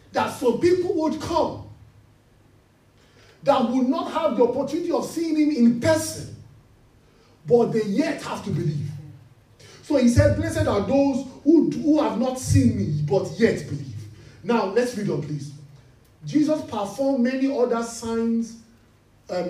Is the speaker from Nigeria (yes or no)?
yes; Nigeria; we are from Nigeria